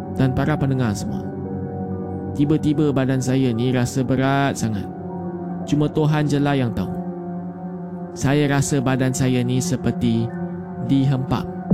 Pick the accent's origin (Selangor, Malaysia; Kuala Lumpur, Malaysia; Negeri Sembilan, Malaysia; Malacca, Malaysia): Selangor, Malaysia; Berasal dari Selangor.